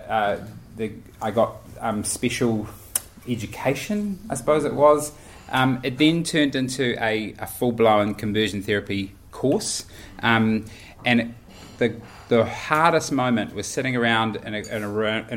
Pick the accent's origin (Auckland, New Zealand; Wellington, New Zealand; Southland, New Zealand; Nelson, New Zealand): Auckland, New Zealand; I grew up in Auckland in a Baptist church